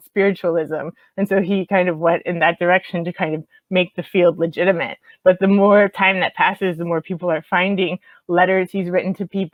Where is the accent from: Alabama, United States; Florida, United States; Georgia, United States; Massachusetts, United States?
Florida, United States; Miami; moved away; I'm from Miami originally